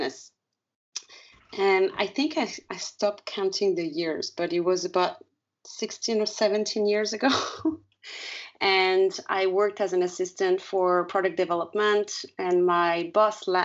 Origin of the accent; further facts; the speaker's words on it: France; moved away as an adult; also born or lived in North America / Thailand; I'm originally from France.